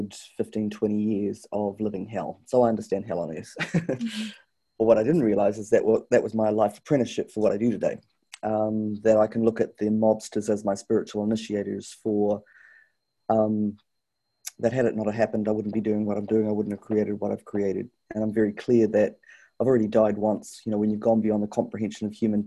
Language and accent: English; New Zealand; also born or lived in Canada; I was brought up here in New Zealand